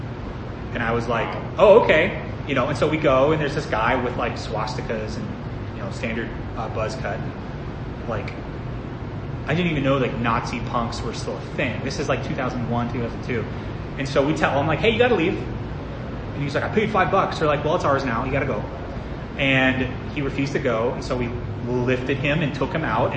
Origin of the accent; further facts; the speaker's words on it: Nebraska, United States; moved away; I grew up in Nebraska